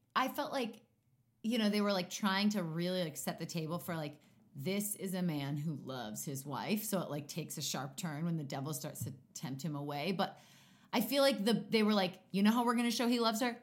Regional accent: Maplewood, New Jersey, United States; I grew up in New Jersey, little town called Maplewood.

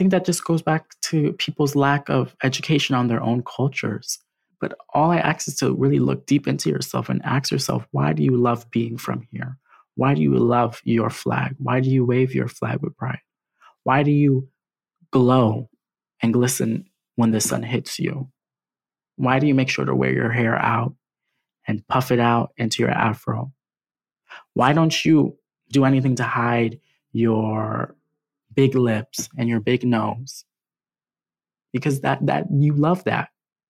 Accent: Trinidad & Tobago; specifically that I'm from Trinidad and Tobago.

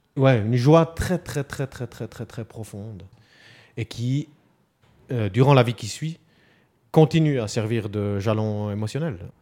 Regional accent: Neuchâtel, Switzerland; also born or lived in Fribourg canton; J'ai grandi et vécu dans le canton de Neuchâtel, dans des petits villages au bord du lac.

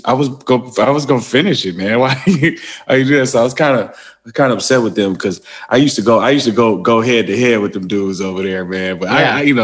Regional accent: Wisconsin, United States; born there; also born or lived in Wyoming / Arkansas / Atlanta / Memphis; I lived all over the place. Like I was born in Wisconsin, then I moved to Wyoming, then Arkansas, then Atlanta, then Memphis, then Michigan.

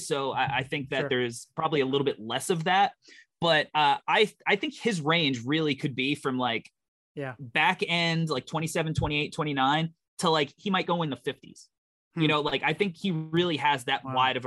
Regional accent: New York, United States; I'm from New York.

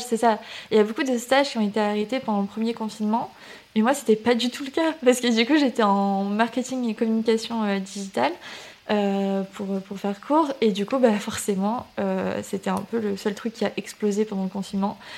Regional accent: Toulouse region, Occitania, France; also born or lived in Canada; je suis originaire de la région de Toulouse. Euh, mais j'ai un peu vadrouillé euh, aussi. J'ai habité au Canada quand j'étais petite

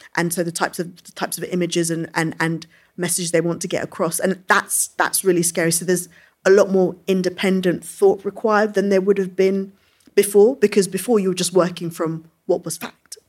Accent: London, United Kingdom; I came from, which isn't very far from here, it's Brixton Hill

